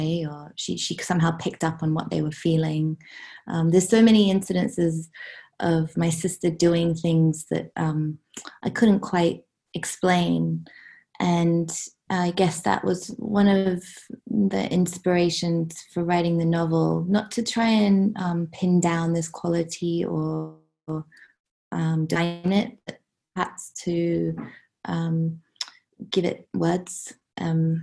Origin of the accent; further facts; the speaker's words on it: Hong Kong; I grew up in Hong Kong.